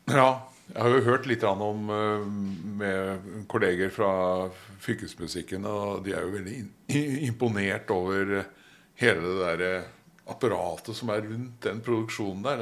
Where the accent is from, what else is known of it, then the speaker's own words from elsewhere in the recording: Oslo, Norway; moved away; Jeg er jo fra Marienlyst i Oslo